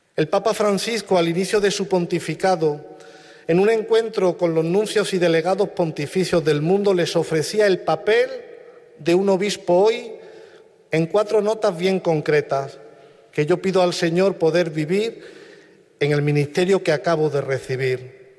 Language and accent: Spanish; Villafranca, Spain; moved away; paisanos de Villafranca, mi pueblo natal